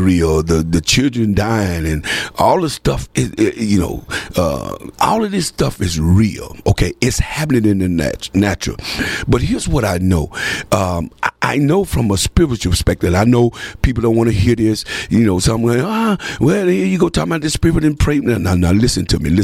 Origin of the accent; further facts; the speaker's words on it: United States; also born or lived in Texarkana; as an American